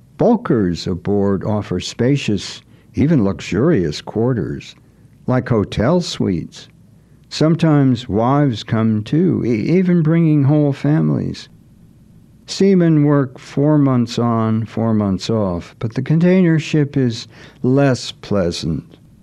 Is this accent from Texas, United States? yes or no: no; Gloucester, Massachusetts, United States; Fish processing in my hometown, Gloucester.